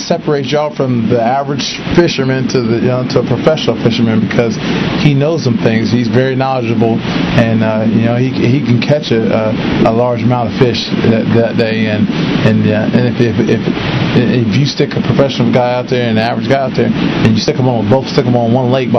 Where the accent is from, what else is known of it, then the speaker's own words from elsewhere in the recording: Ohio, United States; I'm from Ohio